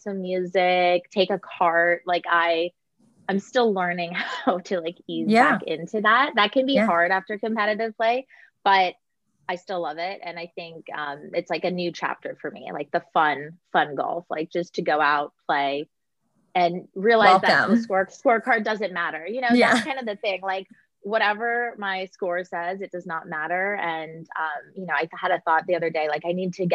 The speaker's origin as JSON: {"language": "English", "region": "California", "country": "United States", "tie": "born or raised there", "also_born_or_lived": "Connecticut", "moved": "as an adult", "said": "I grew up in California. I played college golf in California."}